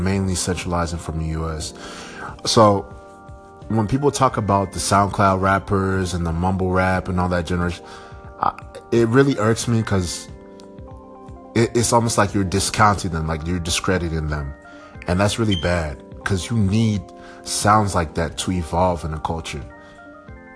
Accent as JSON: {"language": "English", "country": "Nigeria", "said": "I'm Nigerian"}